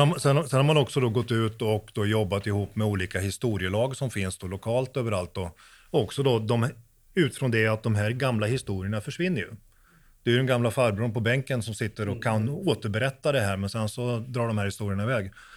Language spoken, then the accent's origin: Swedish; Sweden; now in Norway; jag är svensk, men jag bor i Norge